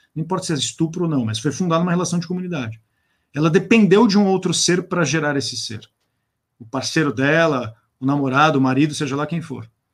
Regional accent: Brazil; nós nos autocompreendemos como brasileiros

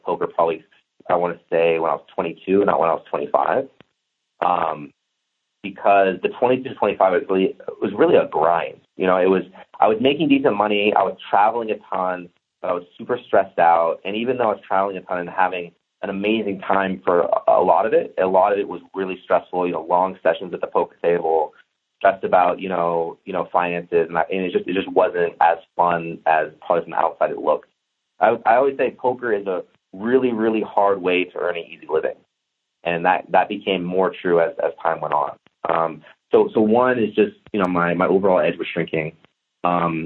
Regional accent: Santa Cruz, California, United States; moved away as an adult; also born or lived in Las Vegas; I flew back to Santa Cruz, called on my buddies that still live in my hometown

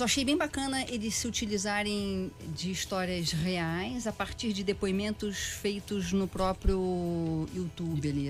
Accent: Petrópolis, Rio de Janeiro, Brazil; Eu nasci em Petrópolis, numa cidade na Serra do Rio de Janeiro.

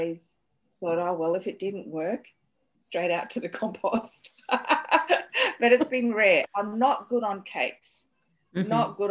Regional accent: Sydney, New South Wales, Australia; And they started Chinese restaurants in Sydney. And growing up in the back of the restaurant in Redfern with my popo

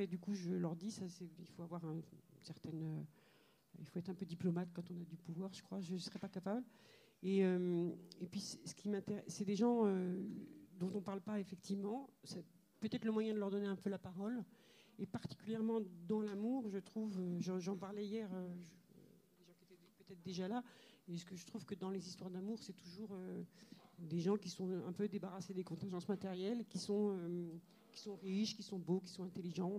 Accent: Algeria; moved away; mon enfance euh, en Algérie, c'est une enfance très très heureuse

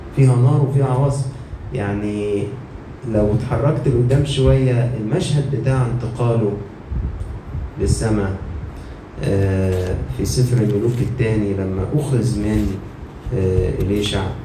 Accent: Egypt; عندنا في مصر

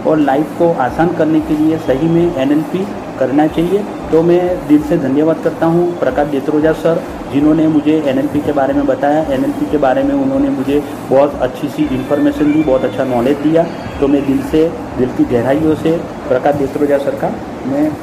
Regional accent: Ahmedabad, Gujarat, India; और मैं बेसिकली अहमदाबाद से हूँ

